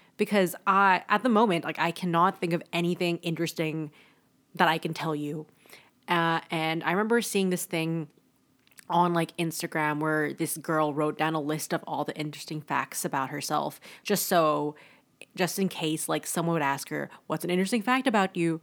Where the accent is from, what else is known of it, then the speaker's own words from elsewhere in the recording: Toronto, Ontario, Canada; also born or lived in Kingston, Canada; I'm from Toronto